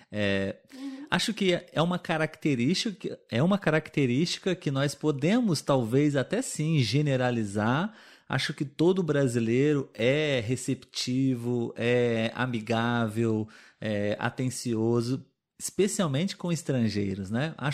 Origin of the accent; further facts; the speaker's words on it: Brazil; para nós brasileiros, quando a gente viaja pelo Brasil, nós também é, aprendemos e começamos a falar um sotaque diferente do nosso, né?